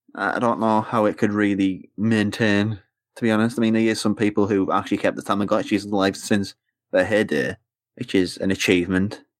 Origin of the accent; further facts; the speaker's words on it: England, United Kingdom; as an English person.